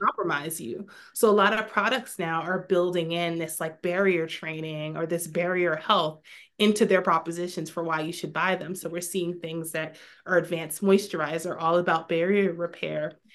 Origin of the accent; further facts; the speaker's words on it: New York, United States; moved away as an adult; now in Maryland, United States; I had my, my first little one in my hometown in New York